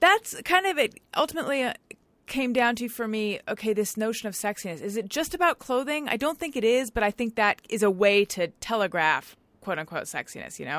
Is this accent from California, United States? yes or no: yes; Orange County, California, United States; moved away as an adult; also born or lived in Claremont, California / New York; now in Los Angeles, United States; I'm from Orange County, which is, which is not really here